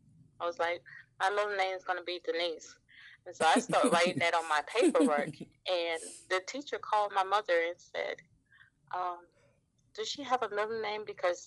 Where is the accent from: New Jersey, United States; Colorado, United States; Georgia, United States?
Georgia, United States; now in Newport News, United States; I am originally from Georgia. I live here in Newport News, Virginia